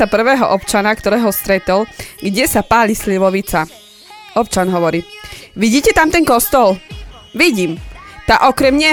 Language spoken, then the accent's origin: Slovak; eastern Slovakia, Slovakia; ja som z východu